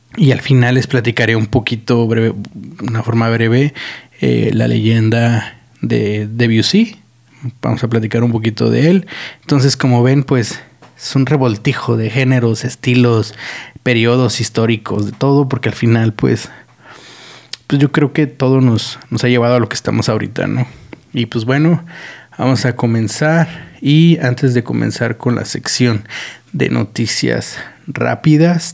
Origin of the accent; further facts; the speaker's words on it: Mexico; como mexicanos somos unos pendejos